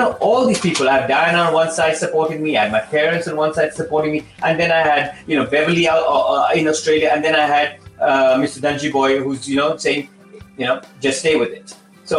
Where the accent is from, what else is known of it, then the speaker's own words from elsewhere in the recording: India; moved away; But I never had that opportunity because I not, you know, trained, I came from India.